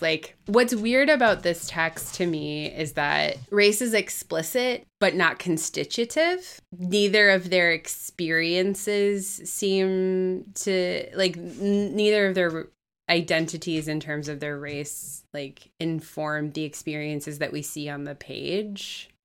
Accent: Midwest, United States; as a Midwesterner

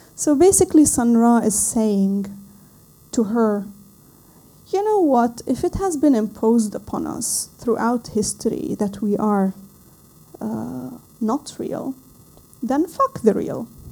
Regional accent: Lebanon; I come from Lebanon

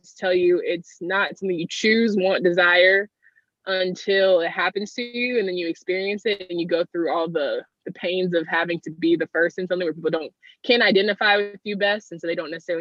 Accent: Raleigh, North Carolina, United States; I am born and raised in Raleigh, North Carolina.

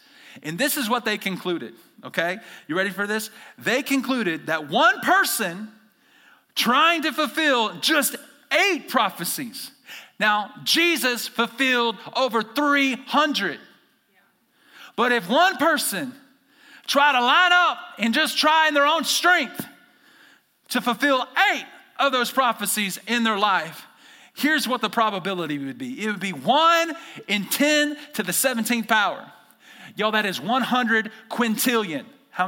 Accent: the South, United States; now in Idaho, United States; I used to say chunk because I'm from the South. We chunk things in the South. We chuck things in Idaho.

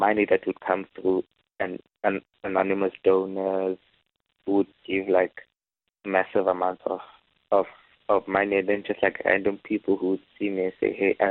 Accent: Free State, South Africa; now in Cape Town, South Africa; I'm from the Free State, so it's always been in my heart to be able to go back to where I'm originally from

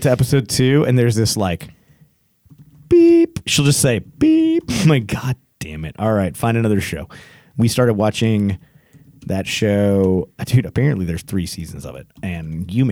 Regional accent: East Texas, United States; growing up in East Texas

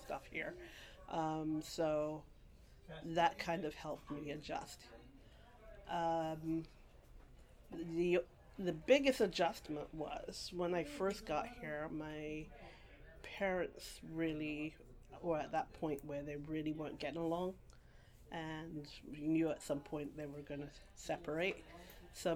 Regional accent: Guyana; also born or lived in London, England / England; now in Brooklyn, United States; born in England, and then I grew up in Guyana, South America.

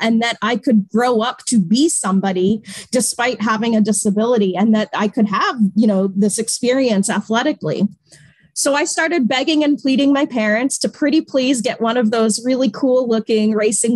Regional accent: Natick, Massachusetts, United States; moved away; So I grew up in Natick, Massachusetts, which is 20 minutes west of Boston

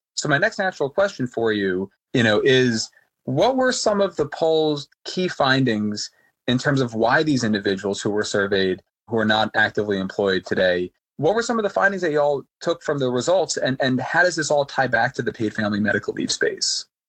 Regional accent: New York, United States; Growing up in New York

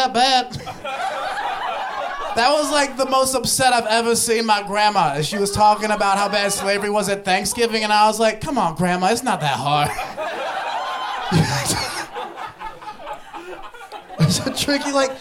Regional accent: Ohio, United States; I grew up in Ohio

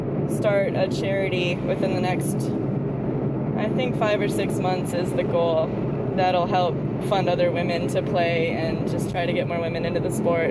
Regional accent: United States; moved away as an adult; now in Portland, United States; I'm from Wisconsin, Minnesota originally, and I moved to Portland about a year and a half ago.

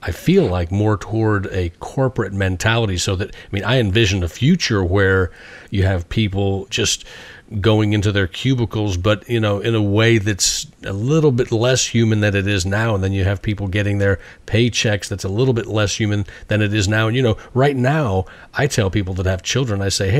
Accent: United States; I'm an American

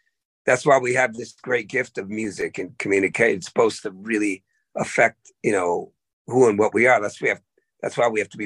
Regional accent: Oakland, California, United States; also born or lived in the Berkshires, Massachusetts; I went from there to the blackest place in the world, Oakland, California

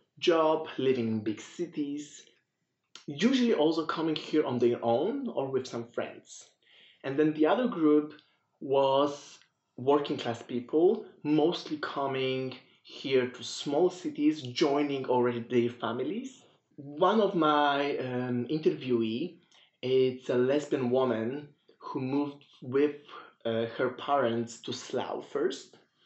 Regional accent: Poland; moved away as an adult; also born or lived in Belgium; And I did my PhD in Belgium, so I moved from Poland to Belgium, and my cases at that time were like clear national cases. So I just studying Polish queer people in Poland and their digital cultures. And being migrant myself

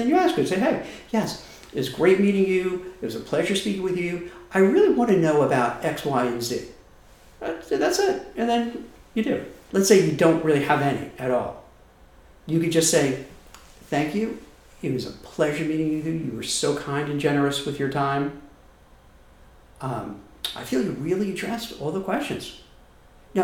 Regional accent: New York, United States; I'm from New York and I talk really fast

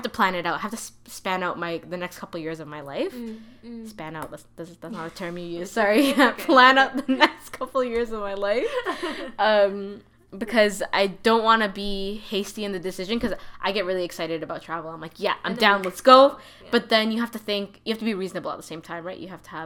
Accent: Toronto, Ontario, Canada; I grew up in Toronto.

